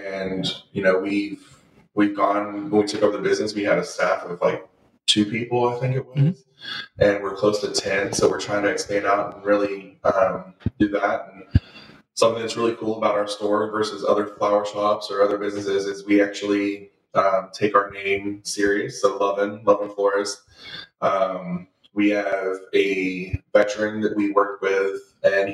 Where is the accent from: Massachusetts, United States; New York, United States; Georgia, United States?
Georgia, United States; Lawrenceville; I was born and raised in Lawrenceville, and I went to Brookwood High School